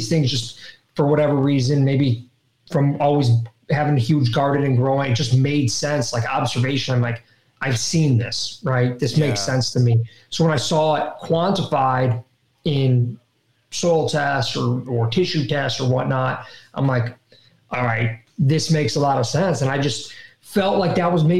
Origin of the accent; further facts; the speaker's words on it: Ohio, United States; growing up in Ohio